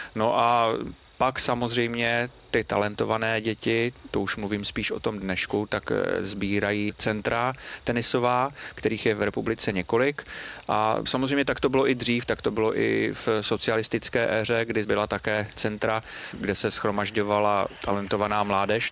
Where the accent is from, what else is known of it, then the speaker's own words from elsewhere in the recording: Znojmo, South Moravian Region, Czechia; kdy jsem jako malý kluk ještě sledoval, protože pocházím ze Znojma a tam jsme měli velmi dobrý signál rakouské televize